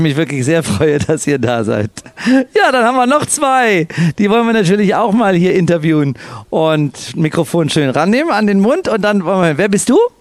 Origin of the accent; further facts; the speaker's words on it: Cologne, North Rhine-Westphalia, Germany; Ich bin ja Kölner